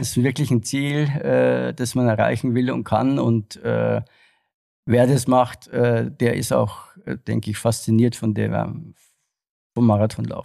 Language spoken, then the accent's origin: German; Regensburg, Bavaria, Germany; moved away as an adult; also born or lived in Frankfurt; in meiner Heimatstadt in Regensburg